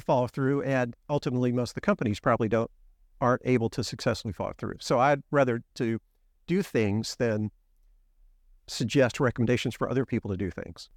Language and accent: English; Memphis, Tennessee, United States; moved away as an adult; also born or lived in Nashville, Tennessee; now in Houston, United States; I grew up in Memphis, lived there my whole life